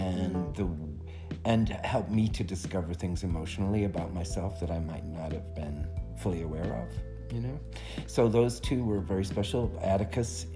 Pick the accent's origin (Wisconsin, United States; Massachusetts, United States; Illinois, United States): Massachusetts, United States; Boston; moved away as an adult; also born or lived in Williamstown, Massachusetts / Chapel Hill, North Carolina; I grew up in Boston, a working class kid.